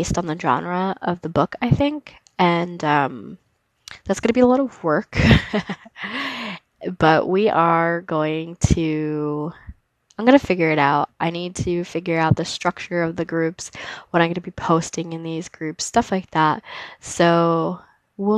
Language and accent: English; DeLand, Florida, United States; moved away; growing up in DeLand and stuff like that has been, a big piece of who I am